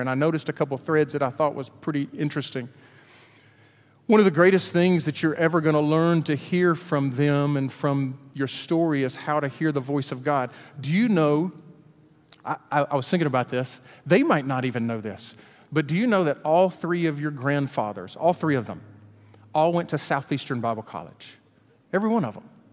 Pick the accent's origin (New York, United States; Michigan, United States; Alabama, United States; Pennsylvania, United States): Alabama, United States; Hueytown; We grew up in Hueytown